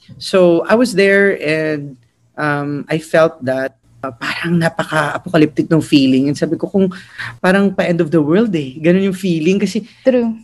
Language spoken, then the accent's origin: Tagalog; Philippines; also born or lived in United States; as an Asian, as a Filipino, as a grantee